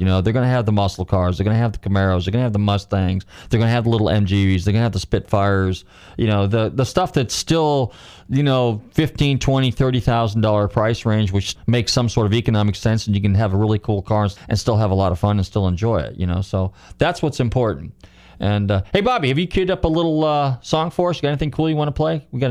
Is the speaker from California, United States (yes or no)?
yes; California, United States; I'm partial to California because that's my home state